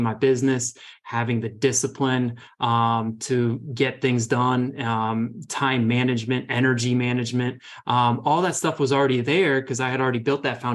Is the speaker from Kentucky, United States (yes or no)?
no; Northern Virginia, United States; moved away as an adult; now in Rockville, United States; I grew up in Northern Virginia